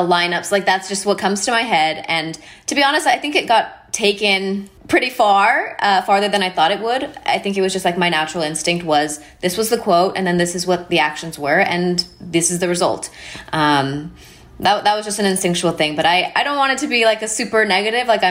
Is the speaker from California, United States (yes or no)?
no; El Paso, Texas, United States; the community that I grew up in is right on the border of Texas and Mexico